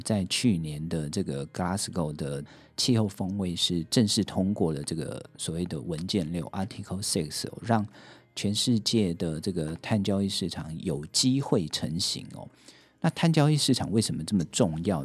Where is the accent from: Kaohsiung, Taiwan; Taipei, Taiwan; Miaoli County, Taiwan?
Taipei, Taiwan; also born or lived in Lukang; 我自己是在台北出生，但是我的老家是在鹿港哦